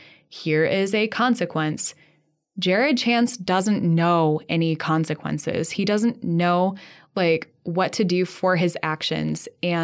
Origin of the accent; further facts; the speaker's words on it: Midwest, United States; And because we're from the Midwest, very sorry.